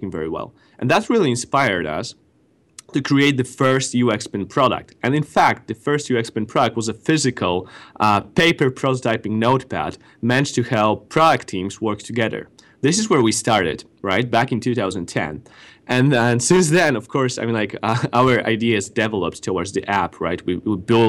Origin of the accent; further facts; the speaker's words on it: Gdańsk, Pomeranian Voivodeship, Poland; moved away as an adult; now in Mountain View, United States; majority of our team resides in Gdańsk, in Poland, north of Poland. This is where I'm originally from